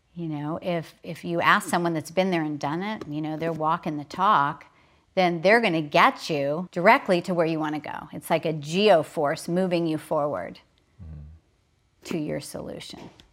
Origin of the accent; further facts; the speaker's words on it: Oklahoma, United States; I was raised in Oklahoma